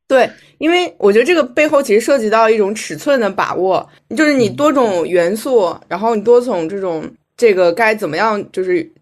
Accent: Shanxi, China; 我是山西人

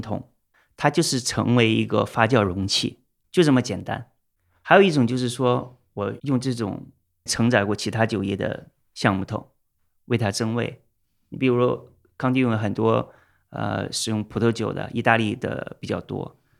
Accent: China; moved away; also born or lived in Shanghai; 我们中国人

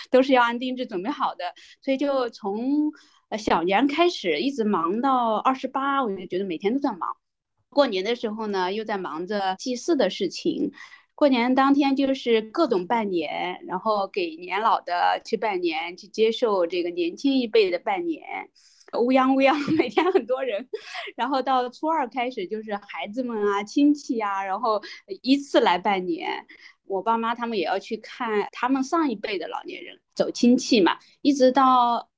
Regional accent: Heze, Shandong, China; accent: Shandong dialect; moved away as an adult; now in Shenzhen, China; 我们老家的习俗啊，山东那边

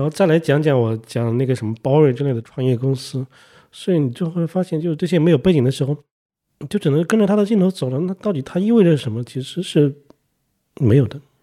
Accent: China; 作为中国人，我不知道

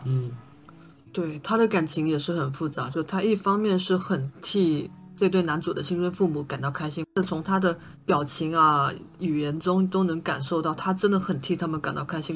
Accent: Shantou, Guangdong, China; first language Shantou dialect; 因为我也是汕头人

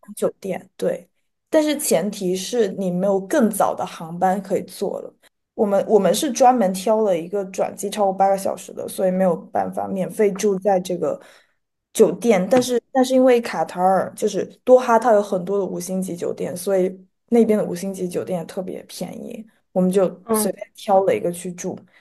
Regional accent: Guangdong, China; 我作为一个就是潮汕人吧，作为一个南方人，我从小到大就是会被蚊子咬，咬大的

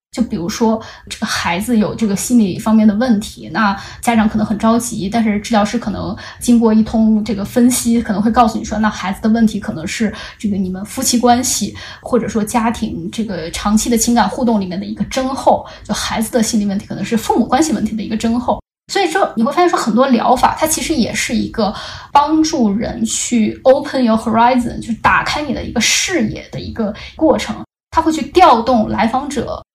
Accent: China; 我们中国人期望的那种，嗯，理想的对话者的这样子的一个角色

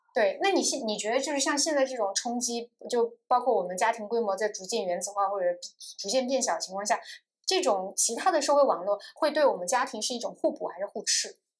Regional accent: Chengdu, Sichuan, China; now in Shanghai, China; 虽然我现在在上海，我的物理的身体是在这里嗯。，但我精神上仍然觉得我是成都人，成都嗯才是我家乡

